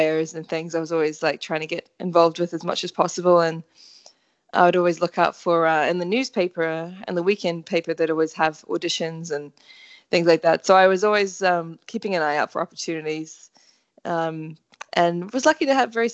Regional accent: Auckland, New Zealand; I'm from Auckland, New Zealand

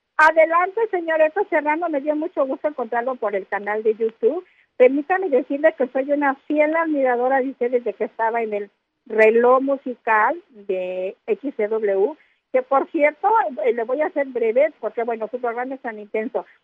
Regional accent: Mexico City, Mexico; moved away; yo me considero mexicana y chilanga morir

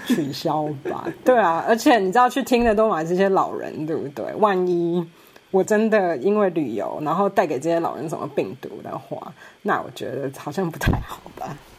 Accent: Taiwan; moved away as an adult; also born or lived in Cambridge, United Kingdom; 我其实小的时候在台湾

